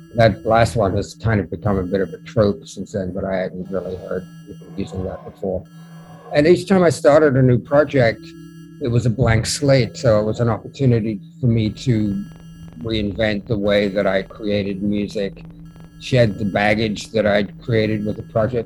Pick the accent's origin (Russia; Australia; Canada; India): Australia; Melbourne, Victoria; also born or lived in London; now in New York City, United States; I was born in Melbourne, Australia, and I moved to moved from there to London. Uh, lived there for five years, and I moved to New York City